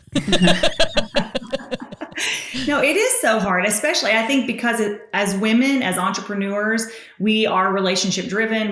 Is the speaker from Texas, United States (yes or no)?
no; Tennessee, United States; accent: Southern; I'm from Tennessee.